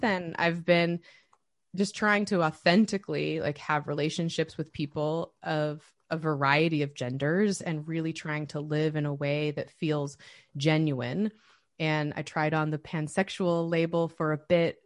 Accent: United States; also born or lived in Oregon / Utah; I grew up in small rural towns in Oregon and Utah

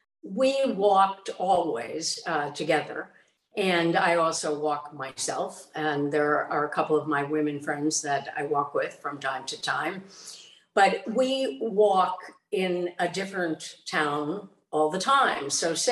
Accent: Chicago, Illinois, United States; also born or lived in New York / Boston / Los Angeles; now in The Hamptons, United States; And I was a city girl. I grew up in Chicago, lived in New York, then Boston, then New York, then LA, then New York.

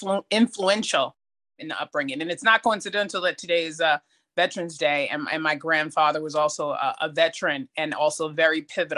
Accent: New York City, New York, United States; I grew up in Jamaica, Queens. I'm a middle child.

